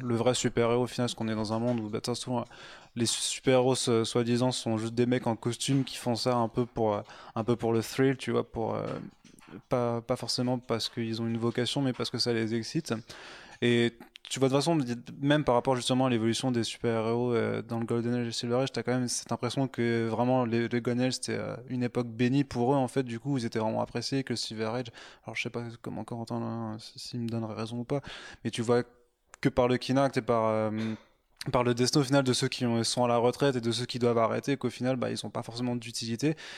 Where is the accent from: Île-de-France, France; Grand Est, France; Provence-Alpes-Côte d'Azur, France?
Grand Est, France; village near Strasbourg; je viens de Strasbourg, ah. D'un, petit village à côté